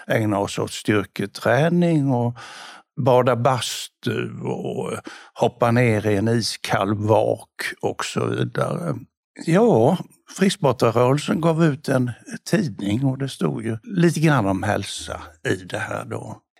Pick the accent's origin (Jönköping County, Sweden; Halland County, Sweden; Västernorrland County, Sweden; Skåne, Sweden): Jönköping County, Sweden; Bodafors; moved away; also born or lived in Lund / Malmö; när jag växte upp i Bodafors